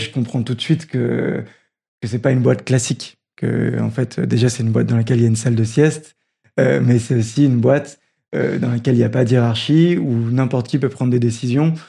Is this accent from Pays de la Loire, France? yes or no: no; Roubaix, Hauts-de-France, France; J'ai grandi à Roubaix